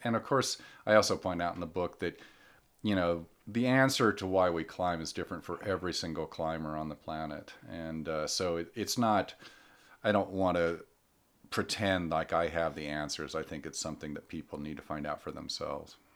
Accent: Michigan, United States; born or raised there; moved away as an adult; also born or lived in Colorado

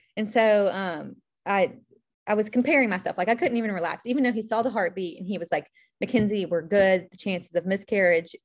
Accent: Charlotte, North Carolina, United States; now in Charleston, United States; originally from Charlotte

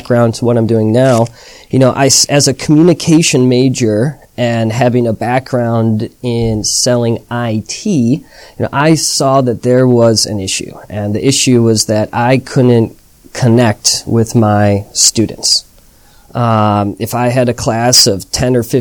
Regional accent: United States; moved away as an adult; also born or lived in Chicago; now in Shanghai, China

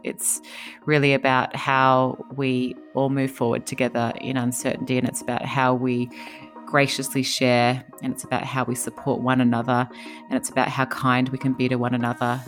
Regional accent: Australia; moved away as an adult; now in United States; I'm from Australia

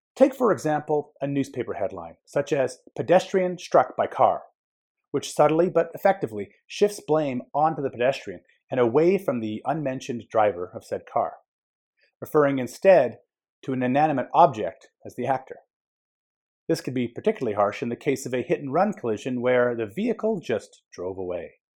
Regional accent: Edmonton, Alberta, Canada; Growing up in Edmonton

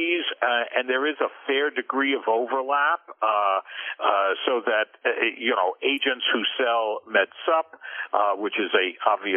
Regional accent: New York City, New York, United States; New York City kid, grew up in Queens, went to high school in Manhattan and college in Brooklyn

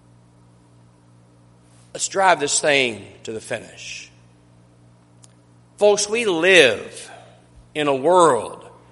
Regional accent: Kermit, Texas, United States; I was born on May the 24th, 1972 in Kermit, Texas.

